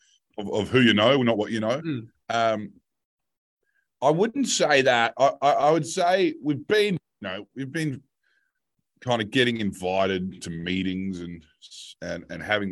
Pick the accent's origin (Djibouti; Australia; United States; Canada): Australia